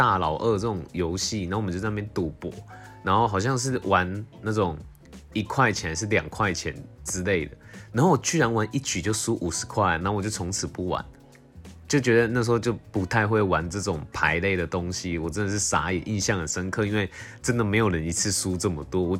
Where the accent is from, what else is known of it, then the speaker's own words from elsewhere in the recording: Tainan, Taiwan; 因为我很喜欢咸甜咸甜，可能就是也是因为我是台南人之类的，就蛮喜欢吃芋头派的。